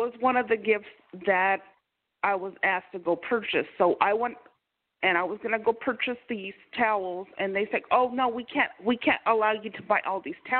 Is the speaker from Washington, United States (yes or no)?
yes; Makah, Washington, United States; I'm Native American. I'm Macaw.